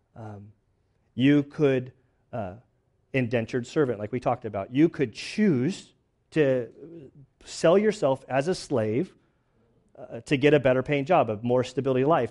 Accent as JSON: {"language": "English", "region": "Southern California", "country": "United States", "said": "I'm from Southern California."}